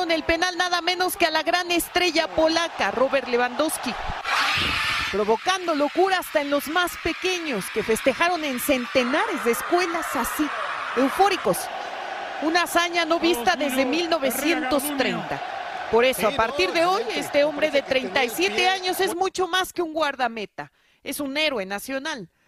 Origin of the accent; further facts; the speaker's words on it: Mexico; lo aguerridos que somos los mexicanos, ¿no?